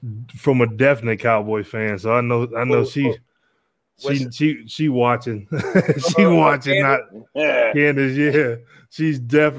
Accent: Louisiana, United States; And I'm from Louisiana.

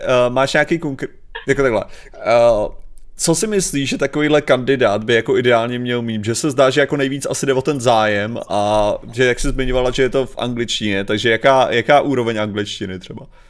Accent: Czechia; já jako Čech

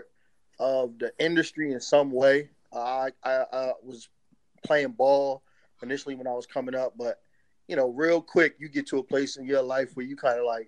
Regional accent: Hampton, Virginia, United States; also born or lived in New York; they moved us down from New York. I'm originally from New York, and so is my family. They moved us down to Virginia

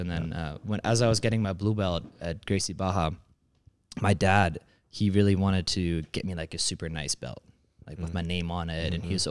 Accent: San Diego, California, United States; San Diego, California.

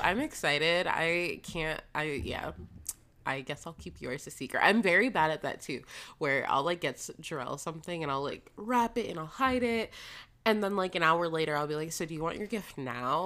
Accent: Florida, United States; moved away; a Floridian living somewhere cold

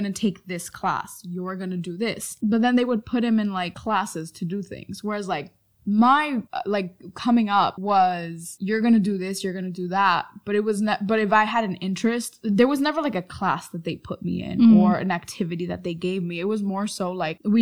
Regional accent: New York City, New York, United States; I was raised in Manhattan my whole life.

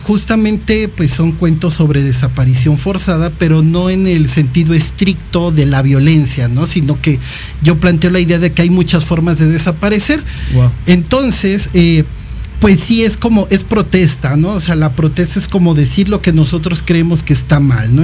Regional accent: Iguala, Guerrero, Mexico; yo soy de Iguala Guerrero

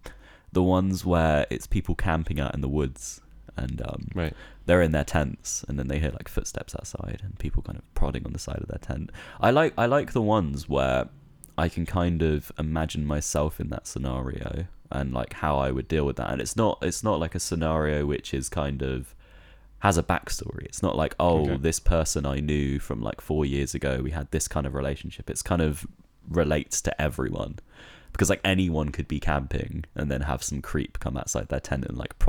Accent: West Midlands, United Kingdom; now in Brighton, United Kingdom; I am 21 years old.

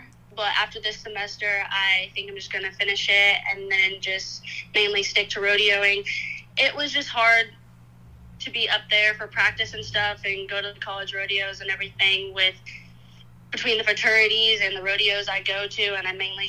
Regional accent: Kansas, United States; born there; now in Oklahoma, United States; I was born in Kansas, and we had about 12,000 acres up there, and then I moved to Oklahoma in around 08 just because the location was a little more ideal for training

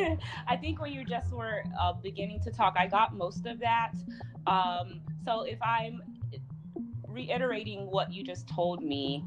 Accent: Chicago, Illinois, United States; now in Los Angeles, United States; Chicago, my hometown

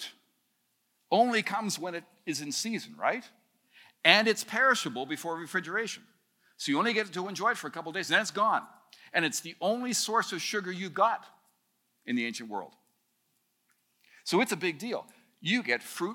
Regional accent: Canada; as a Canadian

